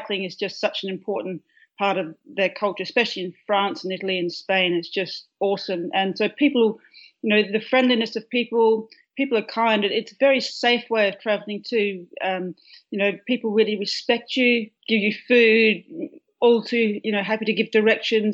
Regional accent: a farm near Perth, Western Australia, Australia; now in Melbourne, Australia; I grew up on a farm which is about 85 miles east of Perth

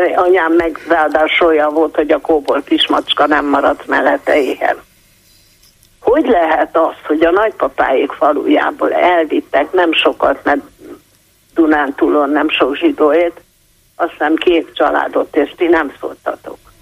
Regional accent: Budapest, Hungary; Budapest a szülővárosom.

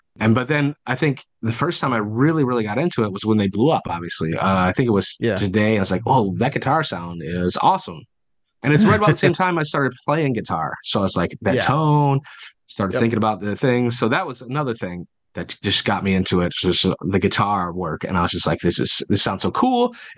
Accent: Detroit, Michigan, United States; also born or lived in Fayetteville, North Carolina / Hartland, Michigan; We moved actually from Fayetteville, North Carolina to Heartland, Michigan, after living in the Detroit area for most of our lives.

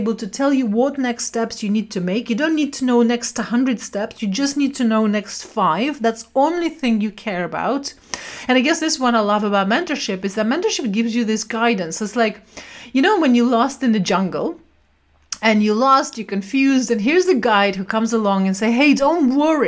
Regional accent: Siberia, Russia; moved away; also born or lived in London; I was brought up in Siberia during communism time

